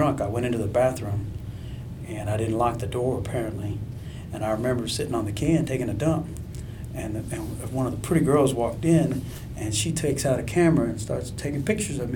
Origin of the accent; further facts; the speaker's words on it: a little town near Houston, Texas, United States; I'm not from Houston. I'm from a little town with 2,000 people.